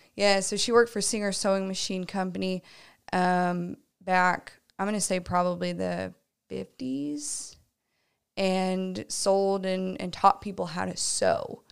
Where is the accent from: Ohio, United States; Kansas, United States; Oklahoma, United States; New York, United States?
Oklahoma, United States; Tulsa; moved away; I am from the Tulsa area originally.